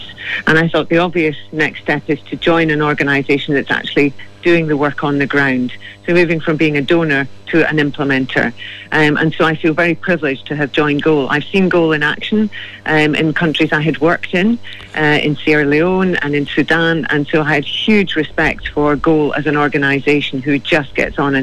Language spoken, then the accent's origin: English; Scotland, United Kingdom; accent: Scottish; now in Ireland; I'm Celtic, I'm from Scotland